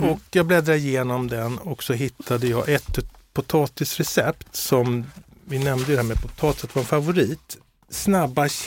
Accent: Skåne, Sweden; accent: Scanian (skånska); det är min skånska

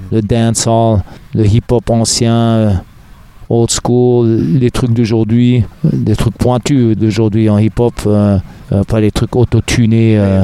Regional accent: Berlin, Germany; also born or lived in Los Angeles, United States; now in Paris, France; je tapais dans, dans ma chambre à Berlin. Je suis né à Berlin, en Allemagne, mm. Berlin-Ouest

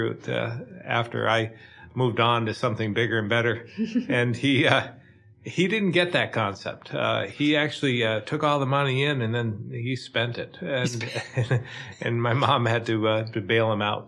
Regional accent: Barre, Vermont, United States; I grew up in Barrie

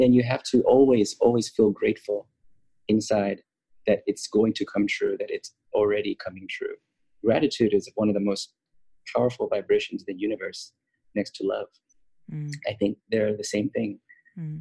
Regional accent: United States; also born or lived in Los Angeles; I grew up in America my whole life

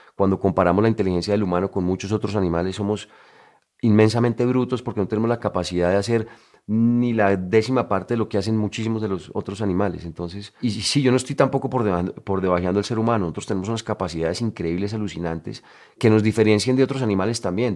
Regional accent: Colombia; moved away as an adult; yo me fui de Colombia muchos años

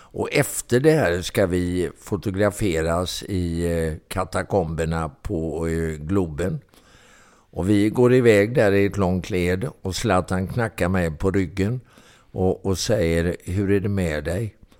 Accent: Mölnlycke, Västra Götaland, Sweden; also born or lived in Gothenburg; Jag är en bit utanför uppvuxen och eh, bodde i Mönlycke

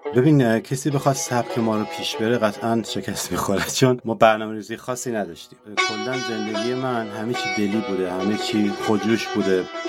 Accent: Kermanshah, Kermanshah Province, Iran; من کرمانشاهیم و بهشم افتخار میکنم

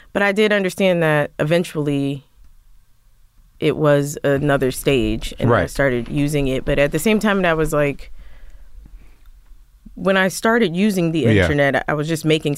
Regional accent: Philadelphia, Pennsylvania, United States; So in Philly, I grew up in Philly and like, I just went to, you know, regular old public school.

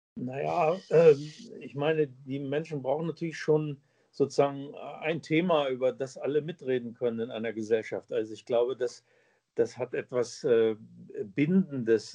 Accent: Braunschweig, Lower Saxony, Germany; Eintracht Braunschweig, der Verein meiner Heimatstadt

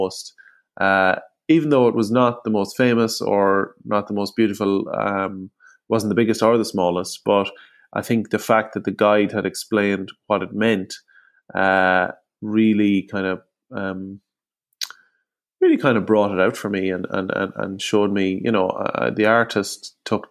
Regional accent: Longford, Leinster, Ireland; I'm from Longford on the Royal Canal

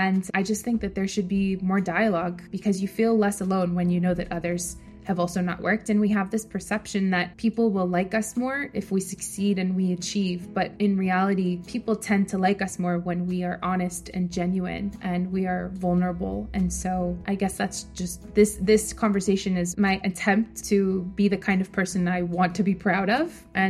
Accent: New York, United States; moved away as an adult; also born or lived in San Francisco; I'm originally from New York, and like any good New Yorker, I decided to study finance and work on Wall Street.

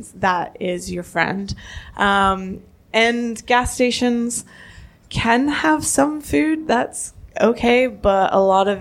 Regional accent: Canada; I'm Canadian, not American.

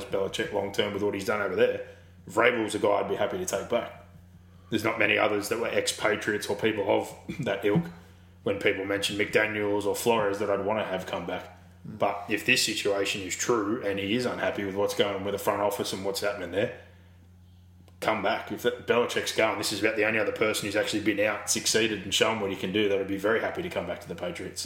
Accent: Australia; Being Australian, we are full-time referees

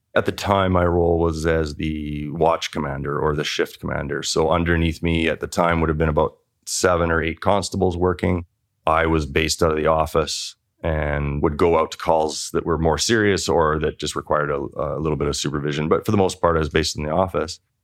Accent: Canada; This is a town of five thousand people. And I grew up there.

